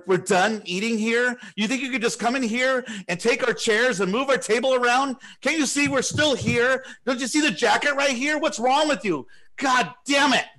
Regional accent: California, United States; I'm from California. I was born here

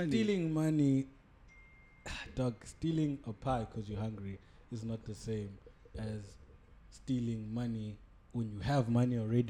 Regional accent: Durban, KwaZulu-Natal, South Africa; growing up in Durban

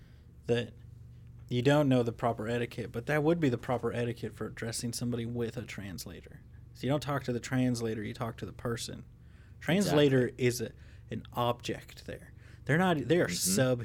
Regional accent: Missouri, United States; moved away; I'm from Missouri.

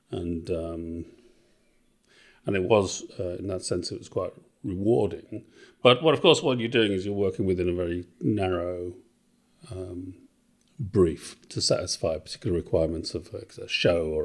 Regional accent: Wales, United Kingdom; also born or lived in England / Australia; so I'm originally from Wales

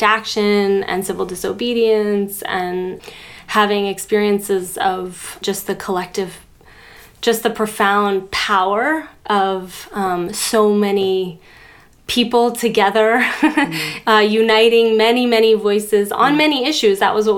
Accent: Boulder, Colorado, United States; And I grew up in Boulder, Colorado, which is actually a sort of center for a lot of interesting strands of sort of healing work. And also a pretty homogeneously white town, progressive or liberal, you could say.

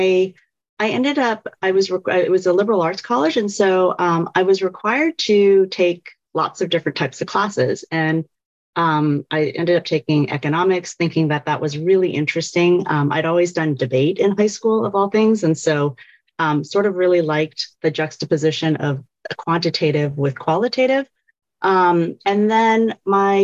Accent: Virginia, United States; I grew up in Virginia

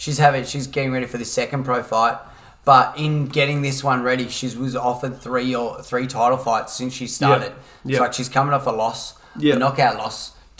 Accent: Perth, Western Australia, Australia; moved away; I was from Perth originally

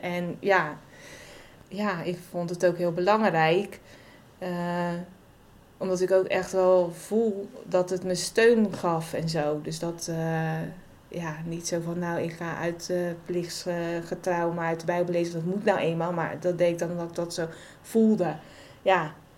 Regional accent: Waddinxveen, South Holland, Netherlands; also born or lived in Gouda; kom uit Wanningsveen oorspronkelijk. En daar heb ik ongeveer gewoond tot mijn twintigste.

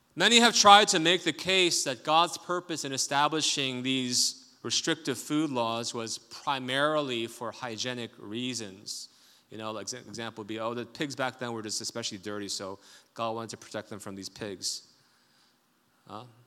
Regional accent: South Korea; moved away; I grew up in Korea

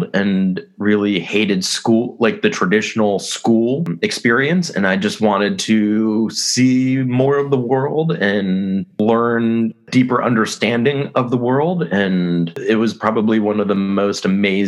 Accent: Rockville, Maryland, United States; moved away as an adult; also born or lived in Tampa, Florida; I grew up in Rockville, Maryland

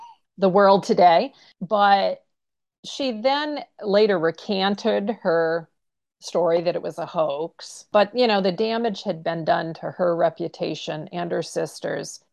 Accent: Pittsfield, Maine, United States; I'm a Maine native. I grew up in Pittsfield, Maine

